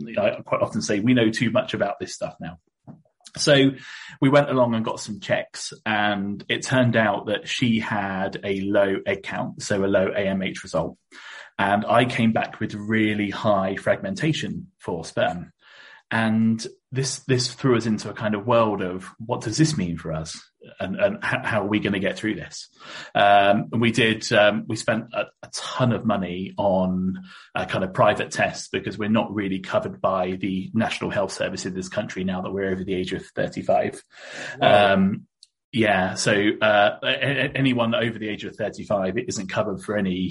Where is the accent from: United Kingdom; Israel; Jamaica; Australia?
United Kingdom; Reading, South East England; I was born in Reading, which is kind of down south, just east of London